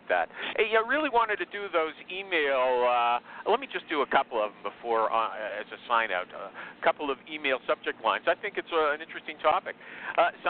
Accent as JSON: {"language": "English", "country": "Canada", "said": "I'm a Canadian"}